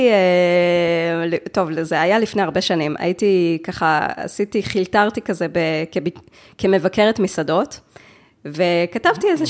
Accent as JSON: {"language": "Hebrew", "town": "Jerusalem", "region": "Jerusalem District", "country": "Israel", "tie": "born or raised there", "said": "אני בירושלים, אני עובדת בירושלים, אה, ואת, וההורים שלי גם גרים בירושלים, אני גדלתי בירושלים."}